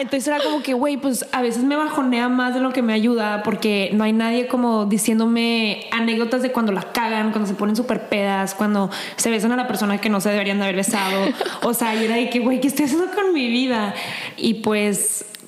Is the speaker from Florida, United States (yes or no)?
no; El Paso, Texas, United States; moved away; also born or lived in Ciudad Juárez; llegando al paso de, de donde soy